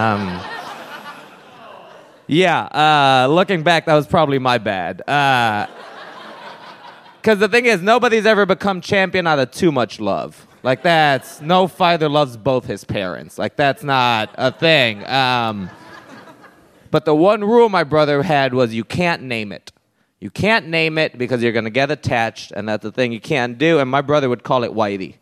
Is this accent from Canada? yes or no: no; Puerto Rico; moved away; I grew up there. I did. And this is a thing growing up in Puerto Rico